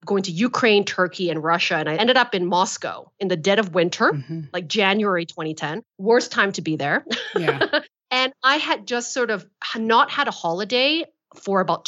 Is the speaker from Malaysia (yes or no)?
yes; Malaysia; I'm from Malaysia